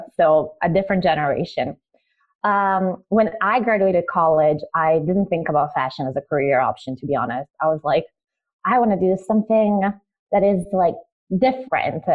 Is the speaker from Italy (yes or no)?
yes; Italy; also born or lived in Croatia; I am originally Croatian and I moved to Italy because Croatia was in the middle of a civil war. So I grew up in Italy as a refugee.